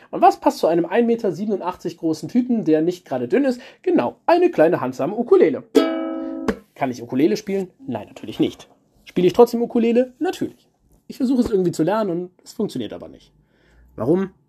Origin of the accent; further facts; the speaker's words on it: Eifel, Germany; Und dann habe ich gehört, das aus der Eifel, wo ich herkomme und wo noch meine Familie wohnt, ist deutlich schlimmer getroffen wurde.